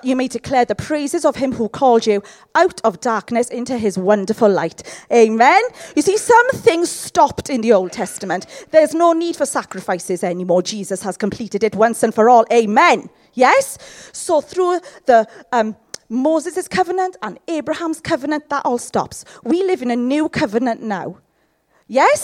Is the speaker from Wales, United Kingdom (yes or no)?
yes; Llanelli, Wales, United Kingdom; I'm from Llanelli